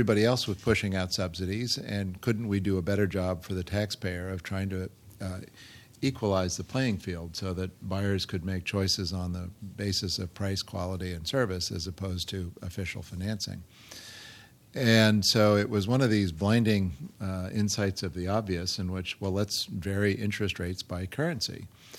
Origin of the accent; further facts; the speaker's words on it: Beirut, Beirut Governorate, Lebanon; born there; also born or lived in Ankara, Turkey; I was born in Beirut because my father was a professor teaching at the American University of Beirut, and he loved to travel. He loved the Middle East, so we also spent time in Ankara, Turkey as a kid.